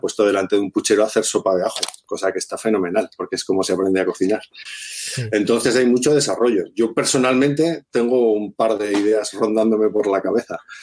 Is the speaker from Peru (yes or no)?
no; Zaragoza, Aragon, Spain; now in Asturias, Spain; yo soy de Zaragoza, pero llevo 20 años o 20 y tantos años viviendo aquí